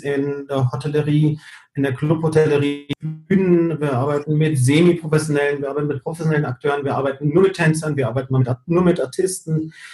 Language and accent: German; Gran Canaria, Canary Islands, Spain; moved away; also born or lived in Fuerteventura; ich komme aber ja eigentlich aus Gran Canaria.